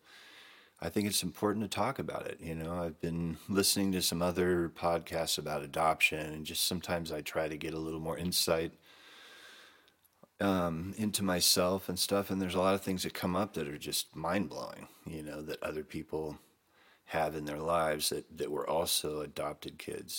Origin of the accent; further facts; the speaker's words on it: Camarillo, California, United States; the same town that I grew up in Camarillo, California